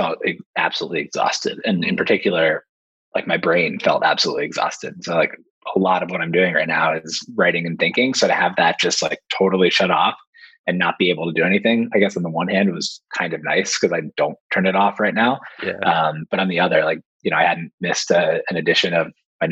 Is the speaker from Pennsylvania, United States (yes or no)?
yes; Philadelphia, Pennsylvania, United States; moved away as an adult; now in Brooklyn, New York, United States; I grew up outside of Philadelphia